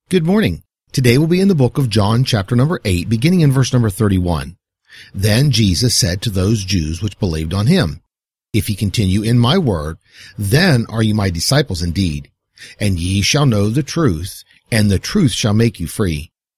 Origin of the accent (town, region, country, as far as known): United States